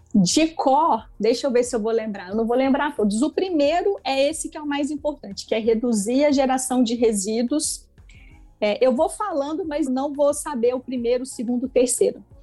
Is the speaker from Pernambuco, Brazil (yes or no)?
no; Itaúna, Minas Gerais, Brazil; Eu sou mineira de Itaúna, que é uma cidadezinha de 80 mil habitantes, fica próximo a Belo Horizonte